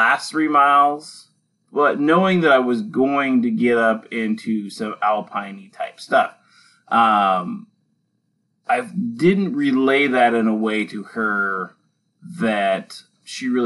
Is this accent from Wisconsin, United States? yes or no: no; Western Washington, United States; growing up in Western Washington